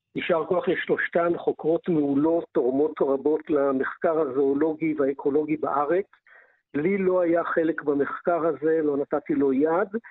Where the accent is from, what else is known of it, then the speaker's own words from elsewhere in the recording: Israel; אנחנו כישראלים